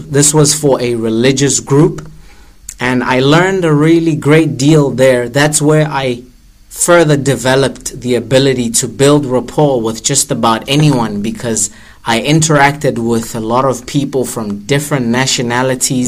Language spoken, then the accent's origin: English; Pretoria, Gauteng, South Africa; I was born and raised in Attridgeville, Pretoria